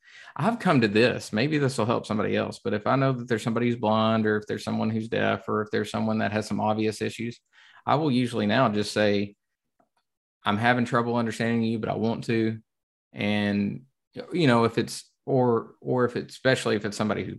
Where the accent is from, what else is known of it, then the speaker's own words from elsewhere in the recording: the South, United States; I'm from the South.